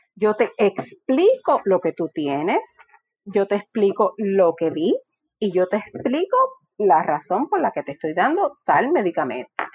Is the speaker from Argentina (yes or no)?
no; Morovis, Puerto Rico; yo soy de Morovis, o sea que yo sé de lo que es que el colmadito de la esquina, que mi abuela me daba tres pesos y yo tenía que ir a caminar al colmadito a la esquina